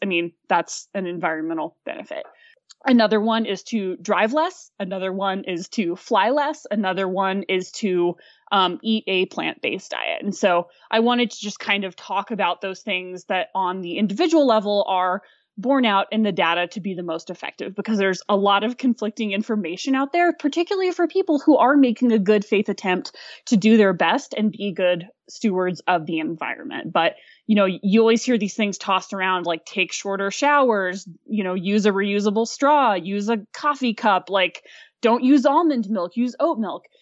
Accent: Fayetteville, Arkansas, United States; born or raised there; moved away; also born or lived in Aspen, Colorado

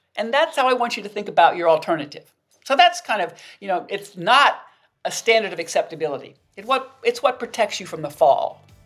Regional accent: the South, United States; I grew up in the South, and as a Southern woman

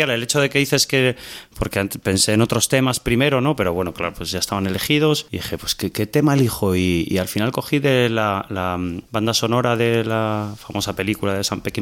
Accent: Salamanca, Castile and León, Spain; que somos de Salamanca

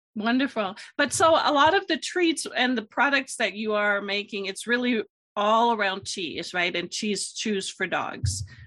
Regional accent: Germany; moved away; I'm from Germany originally

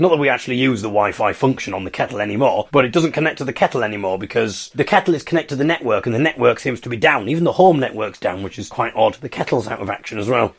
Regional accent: Hartlepool, North East England, United Kingdom; I come from Hartlepool.

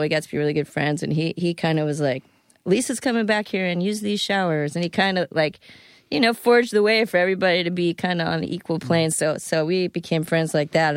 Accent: Florida, United States; also born or lived in Fairfax, Virginia; I grew up in Florida.

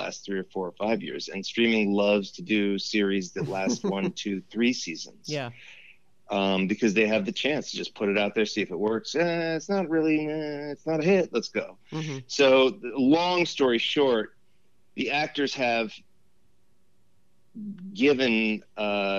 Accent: Los Angeles, California, United States; born or raised there; also born or lived in Westwood / Encino / New York

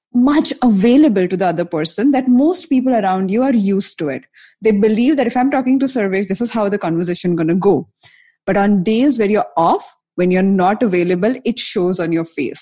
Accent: Mumbai, Maharashtra, India; I'm from Bombay

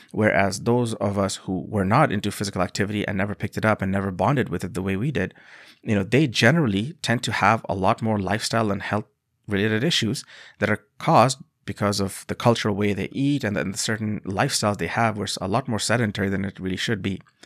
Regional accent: Bangladesh; moved away; I come from a country called Bangladesh

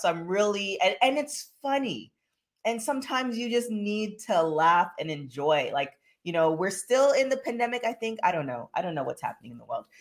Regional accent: Canada; I'm from Canada

